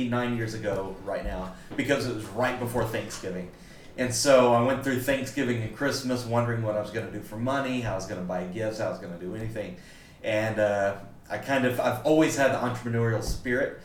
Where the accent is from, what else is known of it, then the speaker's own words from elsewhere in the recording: South Mississippi, United States; moved away as an adult; also born or lived in Florida / Missouri; now in Asheville, United States; I was born in Florida, but mostly raised in South Mississippi